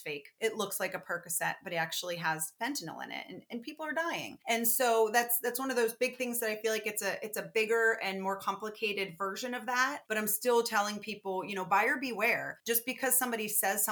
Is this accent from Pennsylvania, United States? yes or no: yes; Pittsburgh, Pennsylvania, United States; Being from Pittsburgh